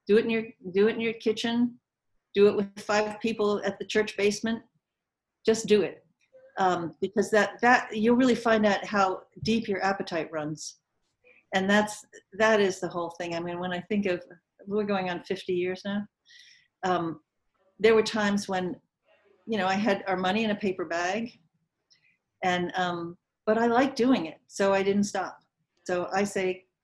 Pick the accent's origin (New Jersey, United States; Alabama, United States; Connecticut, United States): Connecticut, United States; I'm from Connecticut. Yeah, but I studied in New York.